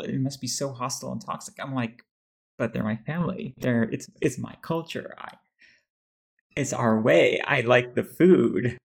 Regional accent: Texas, United States; somebody who's growing up in Texas mostly

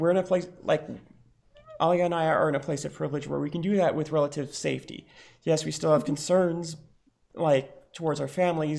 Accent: United States; also born or lived in Lebanon; while I was born in America, I was brought back to Lebanon just as the Civil War started back up.

